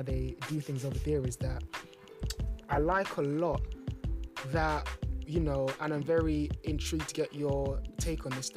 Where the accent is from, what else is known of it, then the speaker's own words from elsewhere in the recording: London, United Kingdom; growing up in London, it was pretty much football